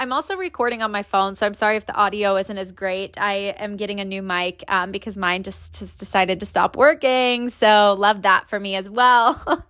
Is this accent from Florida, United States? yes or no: yes; Tampa, Florida, United States; now in Kansas City, United States; But yeah, moved up from Tampa. Tampa's my hometown. Spent, I guess, the majority of my life there, but also moved around quite a bit between cities and states